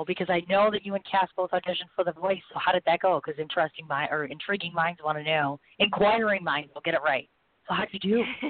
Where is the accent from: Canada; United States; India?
India; As an Indian musician, it's really tough to get exposure.